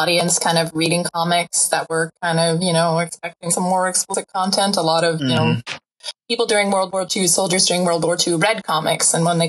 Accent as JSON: {"language": "English", "country": "Canada"}